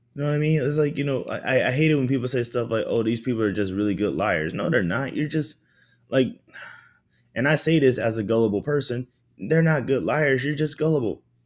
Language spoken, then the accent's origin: English; the South, United States; I grew up in the South